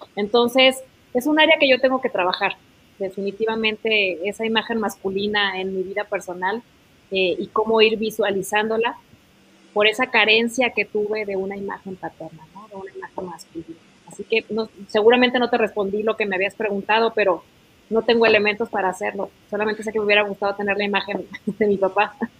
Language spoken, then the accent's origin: Spanish; Mexico; como mexicanos, como hermanos, que es lo que somos.